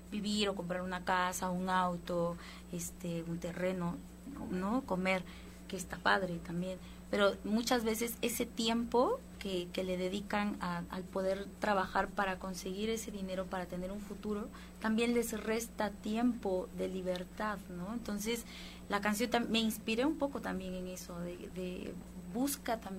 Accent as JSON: {"language": "Spanish", "country": "Guatemala", "said": "Ahí yo soy de Guatemala"}